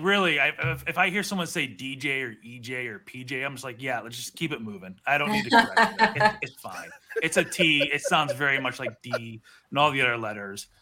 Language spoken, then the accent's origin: English; Pittsburgh, Pennsylvania, United States; now in Austin, United States; I grew up in Pittsburgh, I only moved to Austin